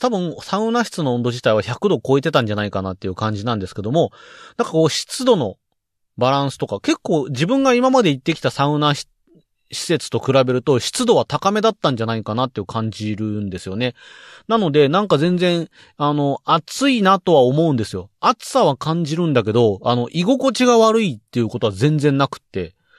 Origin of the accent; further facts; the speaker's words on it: Saitama, Japan; 僕埼玉県民です